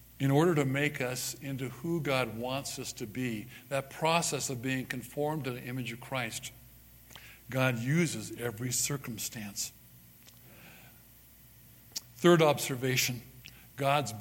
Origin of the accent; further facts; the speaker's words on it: Southern California, United States; now in Parowan, United States; I was born and raised in Southern California